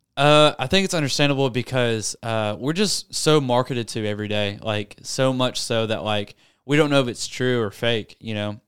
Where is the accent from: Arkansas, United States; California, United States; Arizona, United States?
Arkansas, United States; Searcy; born and raised in Searcy, Arkansas